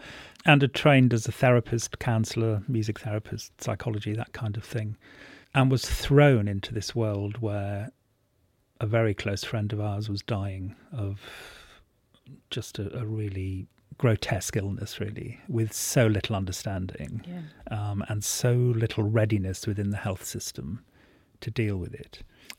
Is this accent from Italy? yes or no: no; Wales, United Kingdom; Well, I was born in North Wales, somewhere between Wrexham and Llangollen, and my family owned a pub, and it was an extraordinary place to be brought up.